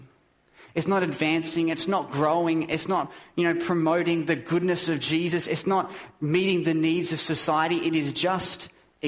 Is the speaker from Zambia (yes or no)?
no; Australia; I'm an Aussie